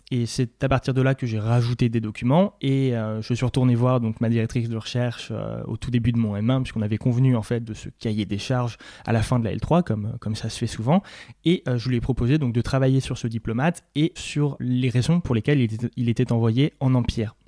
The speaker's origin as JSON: {"language": "French", "town": "Nancy", "region": "Grand Est", "country": "France", "also_born_or_lived": "Paris", "moved": "as an adult", "said": "je venais de Nancy"}